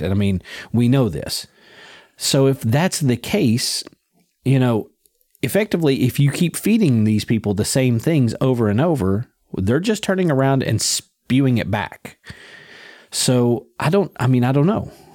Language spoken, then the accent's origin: English; United States